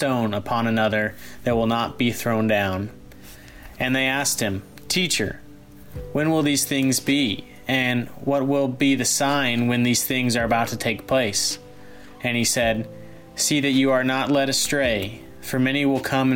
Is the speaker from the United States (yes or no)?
yes; Grapevine, Texas, United States; I'm a junior from Grapevine, Texas